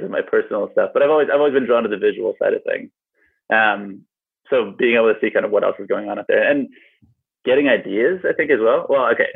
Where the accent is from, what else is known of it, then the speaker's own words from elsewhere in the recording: United States; now in New Zealand; So I'm an American, but I'm currently in New Zealand